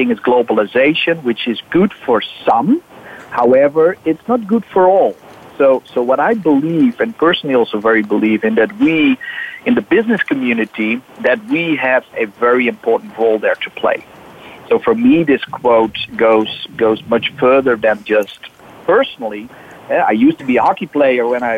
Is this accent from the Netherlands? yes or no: yes; Netherlands; I'm from the Netherlands.